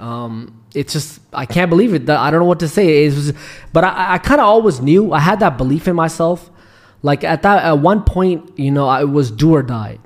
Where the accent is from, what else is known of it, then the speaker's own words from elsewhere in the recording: Pakistan; also born or lived in Canada; now in Dubai, United Arab Emirates; I'm originally from Pakistan